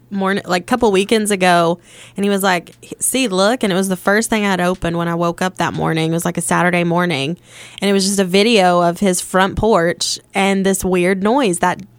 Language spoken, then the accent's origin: English; Missionary Ridge, Georgia side, United States; I grew up on Missionary Ridge, but the Georgia side.